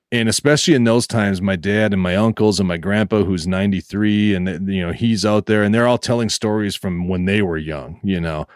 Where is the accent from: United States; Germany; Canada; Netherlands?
United States; northeast Minnesota; born or raised there